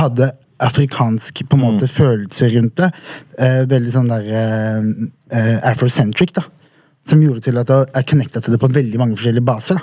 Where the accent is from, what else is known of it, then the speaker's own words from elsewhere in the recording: Vegårshei, Agder, Norway; moved away; Jeg er oppvokst på et bitte lite sted på Sørlandet som heter Vegårshei.